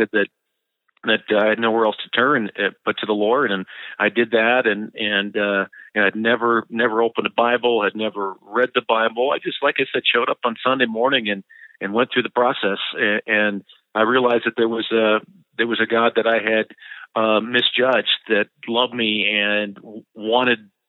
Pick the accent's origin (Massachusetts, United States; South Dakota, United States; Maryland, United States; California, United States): South Dakota, United States; small town; now in Denver, United States; It was a great childhood. It was a fun place to grow up. A little isolated in small town South Dakota